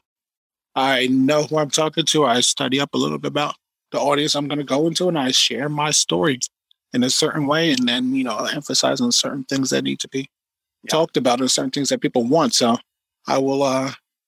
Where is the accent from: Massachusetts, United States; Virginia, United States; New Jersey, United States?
New Jersey, United States; Woodbridge; We are in Woodbridge, New Jersey, which is actually my hometown.